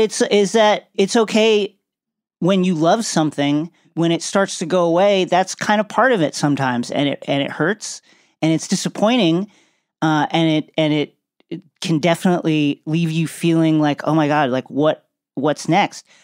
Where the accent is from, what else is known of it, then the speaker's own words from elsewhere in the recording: Long Island, New York, United States; moved away as an adult; also born or lived in Brooklyn, New York; now in Los Angeles, United States; growing up in New York, I'm born and raised